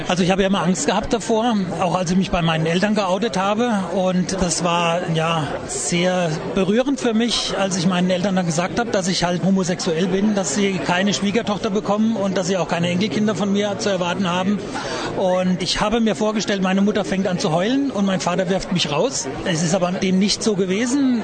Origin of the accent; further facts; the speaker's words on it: Hesse, Germany; also born or lived in Kassel / Frankfurt; Ursprünglich komme ich aus Hessen